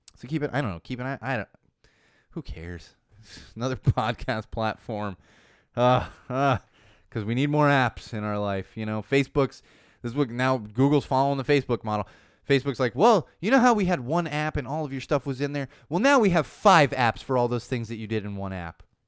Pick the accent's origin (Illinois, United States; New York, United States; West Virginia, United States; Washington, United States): Illinois, United States; Chicago; moved away as an adult; also born or lived in Los Angeles; I grew up with them in Chicago.